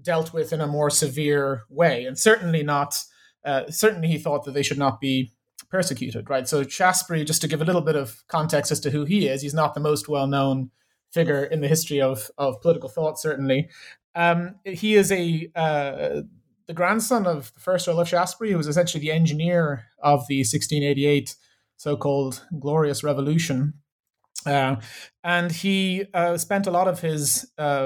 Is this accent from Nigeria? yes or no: no; Ireland; also born or lived in Chicago; now in Exeter, United Kingdom; I'm from Ireland originally